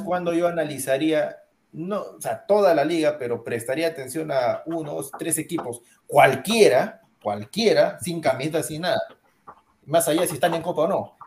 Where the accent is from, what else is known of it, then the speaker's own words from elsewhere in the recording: Peru; acá en mi país